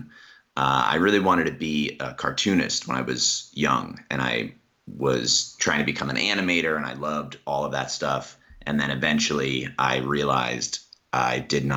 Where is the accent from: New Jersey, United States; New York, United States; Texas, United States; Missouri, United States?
New Jersey, United States; moved away; also born or lived in Harrisburg, Pennsylvania; I was born in Pennsylvania, but I grew up in New Jersey.